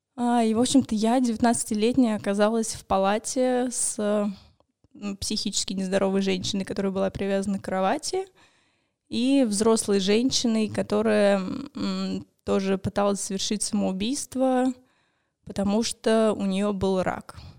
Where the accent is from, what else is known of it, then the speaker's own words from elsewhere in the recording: Moscow, Russia; мне 28 лет, я из Москвы. А, я живу здесь, в Москве